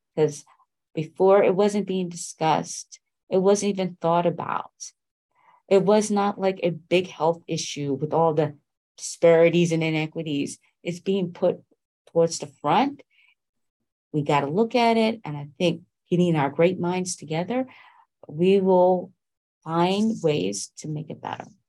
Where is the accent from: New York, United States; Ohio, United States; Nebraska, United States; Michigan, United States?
New York, United States; I was raised in New York